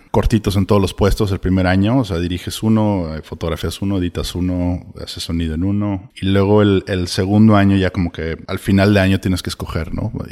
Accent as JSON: {"language": "Spanish", "town": "Monterrey", "region": "Nuevo León", "country": "Mexico", "moved": "as an adult", "lives_now": "Los Angeles, United States", "said": "Soy de Monterrey, sí."}